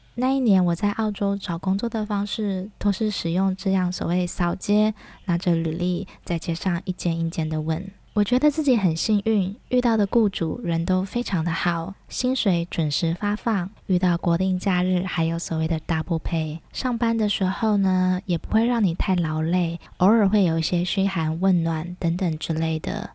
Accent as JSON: {"language": "Chinese", "country": "Taiwan", "said": "我们台湾人"}